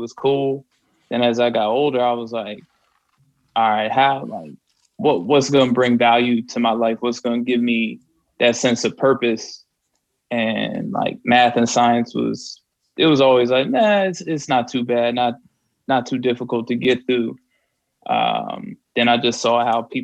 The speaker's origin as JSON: {"language": "English", "region": "New Jersey", "country": "United States", "tie": "born or raised there", "moved": "yes", "said": "growing up in Jersey"}